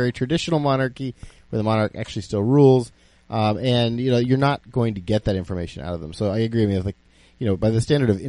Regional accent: South Carolina, United States; I was born in South Carolina.

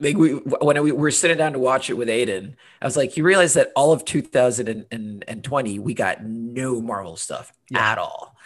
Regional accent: Honduras; moved away; also born or lived in United Kingdom; I'm originally from Honduras, but lived in the UK for 10 years

